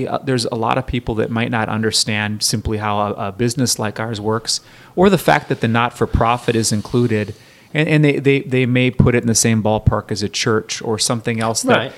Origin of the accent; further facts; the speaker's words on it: Minneapolis, Minnesota, United States; moved away as an adult; now in Olympia, United States; I grew up in Minneapolis, Minnesota